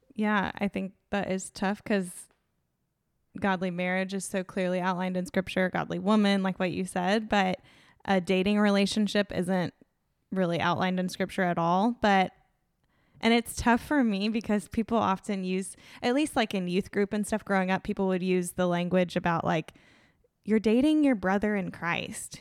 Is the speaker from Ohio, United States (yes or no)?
no; Tallahassee, Florida, United States; born and raised in Tallahassee.